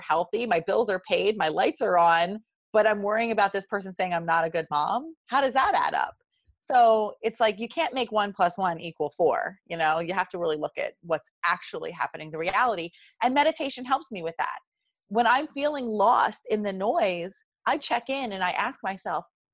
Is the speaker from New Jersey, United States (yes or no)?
yes; New Jersey, United States; accent: South Jersey; my South Jersey accent